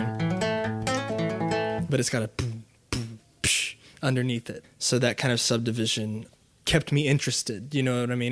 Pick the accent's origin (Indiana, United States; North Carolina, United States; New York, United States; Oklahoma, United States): Oklahoma, United States